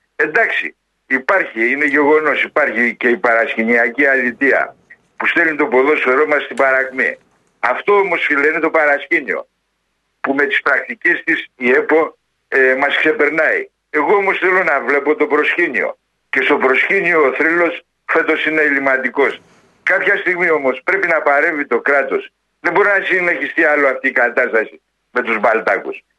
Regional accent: Skopelos, Thessaly, Greece; moved away; Εμένα η καταγωγή μου είναι από Σκόπελο και είχα μαγαζιά στη Σκόπελο και είχα καφετέρια

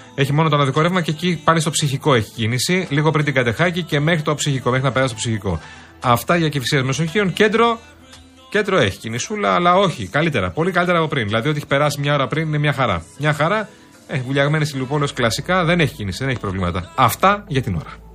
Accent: Athens, Attica, Greece; εμεί που είμαστε Αθηναίοι

